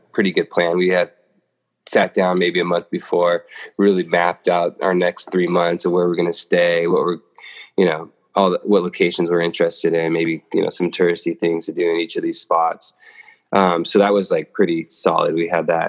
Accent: Los Angeles, California, United States; moved away; also born or lived in Atlanta; I'm from Los Angeles

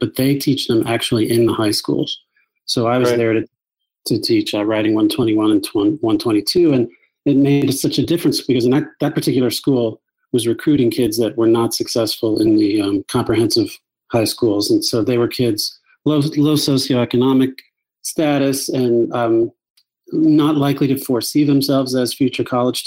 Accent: Pittsburgh, Pennsylvania, United States; moved away as an adult; also born or lived in Ann Arbor, Michigan / Portland; now in Reno, United States; I grew up in Pittsburgh. I went to Taylor Allardyce High School

